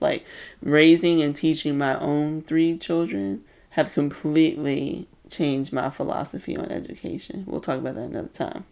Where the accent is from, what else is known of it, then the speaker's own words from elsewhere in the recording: New Kent County, Virginia, United States; I grew up in New Kent County, Virginia.